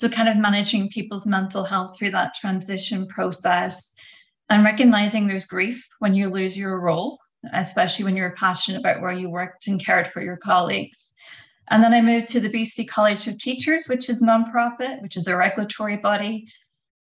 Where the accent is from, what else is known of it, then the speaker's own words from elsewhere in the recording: Northern Ireland, United Kingdom; moved away as an adult; also born or lived in London, United Kingdom; now in Canada; I'm from Northern Ireland originally.